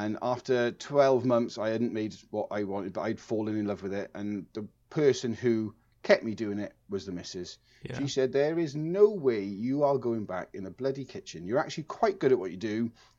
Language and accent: English; Dartford, South East England, United Kingdom; born there; I was actually born in Dartford in Kent, so I'm actually English.